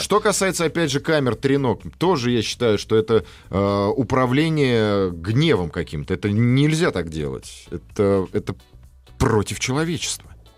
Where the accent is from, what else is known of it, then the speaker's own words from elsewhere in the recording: Russia; Мы же русские люди